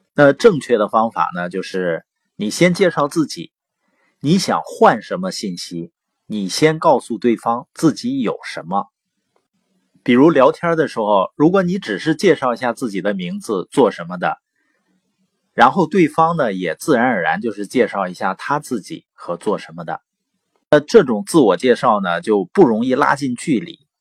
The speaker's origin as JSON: {"language": "Chinese", "town": "Baoqing", "region": "Heilongjiang", "country": "China", "tie": "born or raised there", "also_born_or_lived": "Boli County, Heilongjiang", "said": "我是黑龙江，从小呢是生在宝清县，啊，我父母 呢是知边青年，所以在农场出生，然后长大"}